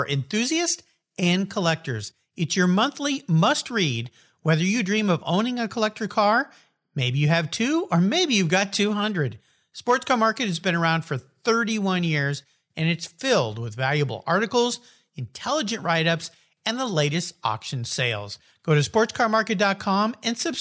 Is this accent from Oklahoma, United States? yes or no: no; San Diego, California, United States; I grew up down in the San Diego area.